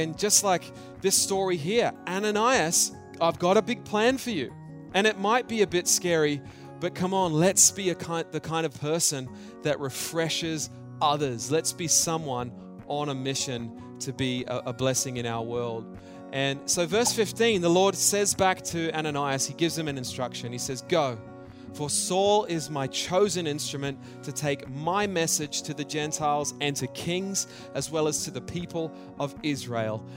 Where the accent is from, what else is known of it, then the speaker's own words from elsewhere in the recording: Australia; I grew up in Australia